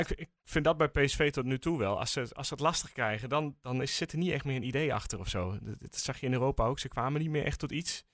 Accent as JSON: {"language": "Dutch", "country": "Netherlands", "said": "we als Nederlanders"}